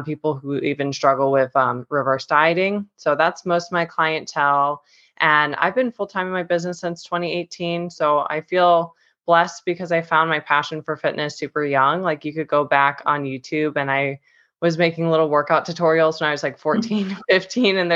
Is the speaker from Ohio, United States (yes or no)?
yes; Cleveland, Ohio, United States; moved away as an adult; now in Florida, United States; I'm originally from Cleveland, Ohio, but I've been living in Florida for the last 4 years